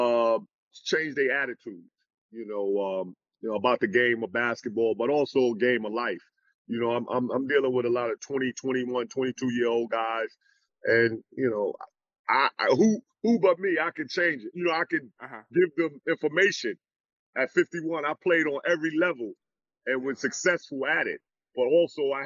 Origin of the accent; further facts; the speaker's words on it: New York, United States; I'm a New Yorker